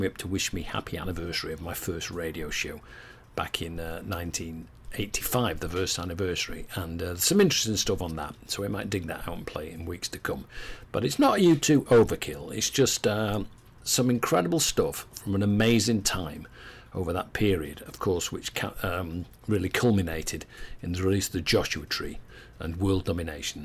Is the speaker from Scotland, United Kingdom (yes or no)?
no; Manchester, North West England, United Kingdom; my hometown of Manchester, England